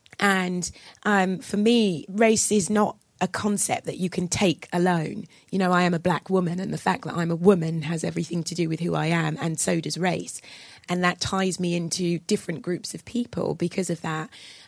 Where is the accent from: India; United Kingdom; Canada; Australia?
United Kingdom; I'm both black and I'm British, but for the moment I'm speaking as a Brit.